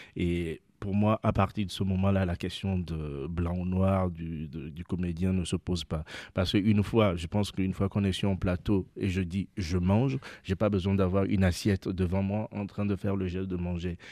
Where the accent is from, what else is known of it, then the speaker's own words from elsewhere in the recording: Lomé, Maritime, Togo; moi j'habite, je suis né à Lomé, sur la côte